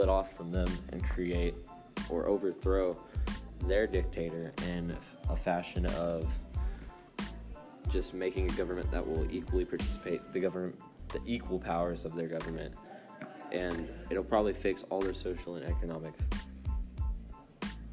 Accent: United States; my home country

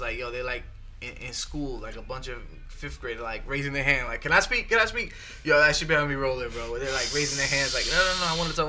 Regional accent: Chicago, Illinois, United States; You know, I'm from Chicago, so I can't, you know.

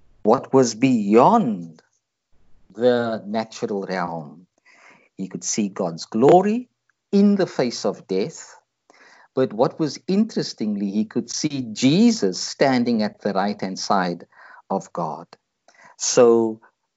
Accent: South Africa; for me as a South African

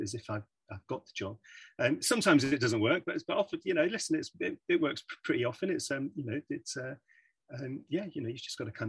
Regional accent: Manchester, North West England, United Kingdom; moved away as an adult; now in London, United Kingdom; I was born and bred in Manchester, so I was kind of grew up in Manchester

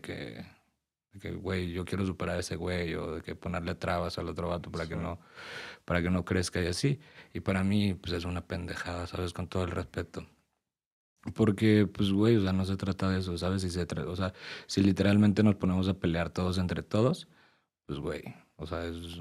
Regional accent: Puebla, Mexico; A Ciudad de México siempre voy a representar Puebla y siempre voy a decir de que, güey, yo vengo de Puebla

